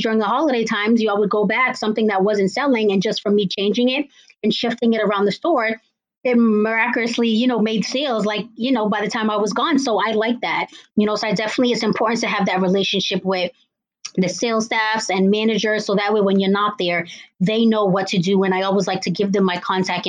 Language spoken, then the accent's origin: English; Cambridge, Massachusetts, United States; I am from Cambridge, Massachusetts